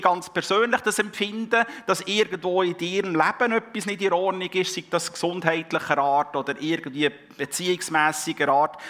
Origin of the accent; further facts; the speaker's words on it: Switzerland; wir als Schweizer